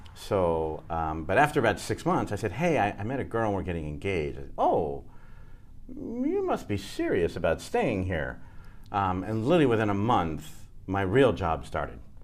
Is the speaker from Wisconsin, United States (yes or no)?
no; New Orleans, Louisiana, United States; moved away; also born or lived in Sacramento / New Jersey; when we were four, we moved to New Orleans, and I grew up in New Orleans